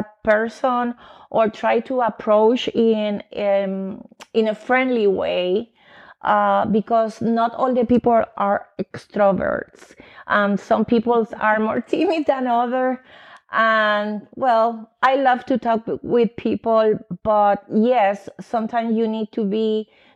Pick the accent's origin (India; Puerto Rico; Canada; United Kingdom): Puerto Rico; English is a second language; moved away as an adult; also born or lived in New York, United States; now in Austin, United States; I am Puerto Rican because I grew up in Puerto Rico, but I born in New York.